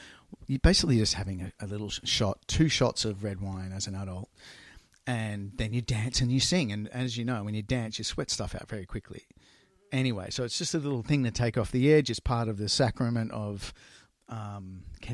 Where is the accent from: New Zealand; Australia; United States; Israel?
Australia; I grew up in Australia